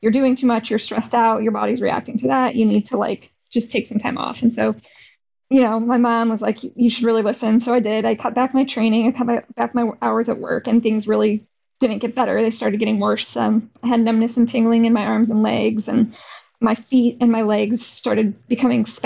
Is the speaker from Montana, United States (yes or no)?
no; Arizona, United States; growing up in Arizona